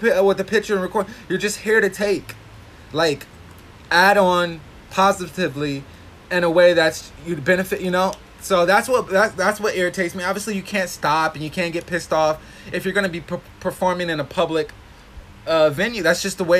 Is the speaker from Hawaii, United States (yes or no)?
yes; Hawaii, United States; I'm from Hawaii